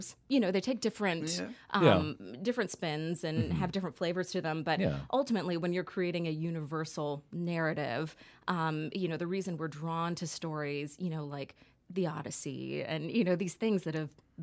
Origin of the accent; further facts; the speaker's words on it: Dallas, Texas, United States; moved away as an adult; now in New York, United States; I am originally from Dallas, Texas, and recently moved out to New York about 6 months ago.